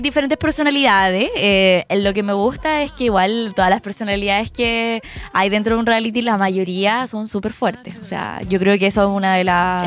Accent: Chile; los chilenos hacemos eso a veces

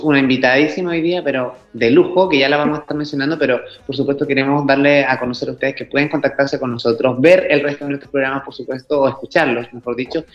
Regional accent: Chile; nuestro país

